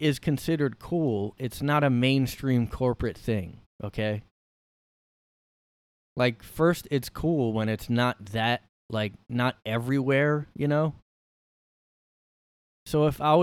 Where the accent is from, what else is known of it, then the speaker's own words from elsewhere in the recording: Bridgeton, New Jersey, United States; I'm from South Jersey